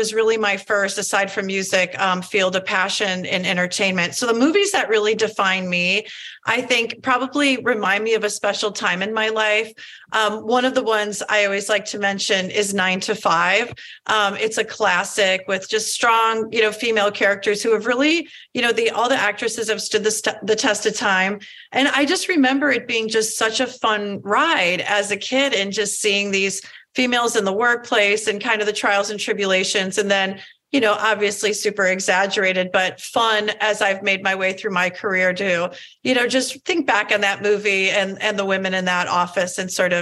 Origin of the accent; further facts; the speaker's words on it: outside Chicago, small town in Illinois, United States; I grew up in a relatively small town in Illinois, right outside of Chicago